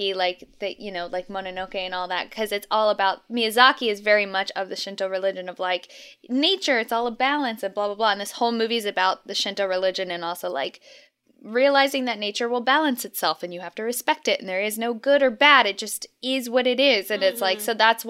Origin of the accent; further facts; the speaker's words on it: United States; as American viewers